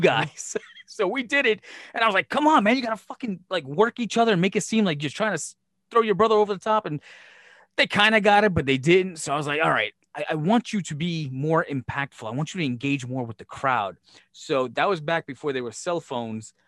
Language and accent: English; Brooklyn, New York, United States; when I was growing up in Brooklyn